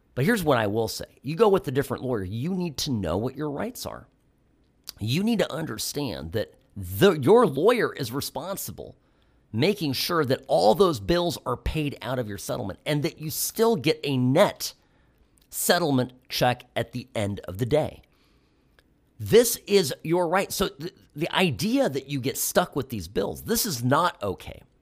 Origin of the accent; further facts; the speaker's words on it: United States; as an American